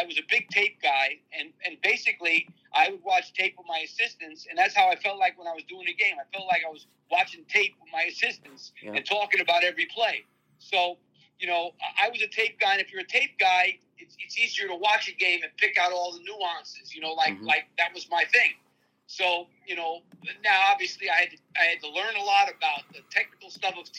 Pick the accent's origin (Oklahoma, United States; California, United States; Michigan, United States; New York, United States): New York, United States; near Manhattan; I grew up right near Manhattan